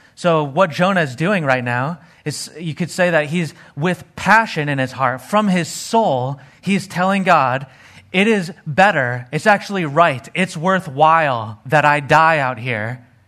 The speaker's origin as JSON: {"language": "English", "region": "Arizona", "country": "United States", "tie": "born or raised there", "said": "growing up in Arizona, hanging out and playing in the desert"}